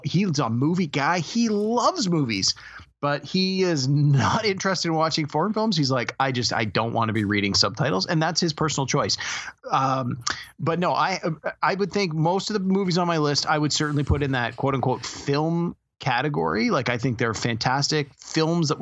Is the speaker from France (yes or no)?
no; Canada; as a Canadian